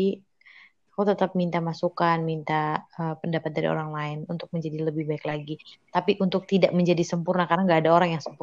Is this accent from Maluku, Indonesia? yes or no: yes; Maluku, Indonesia; born there; Aku itu Makassar, mama aku Surabaya, and then aku lahir di Maluku.